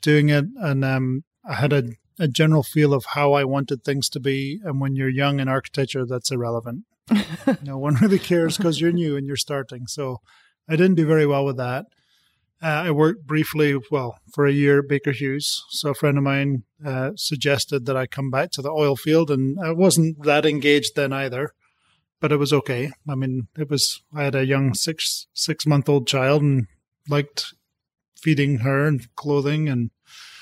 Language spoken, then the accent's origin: English; Aberdeen, Scotland, United Kingdom; moved away as an adult; now in United States; When I grew up in Aberdeen, so we had oil and gas all around us.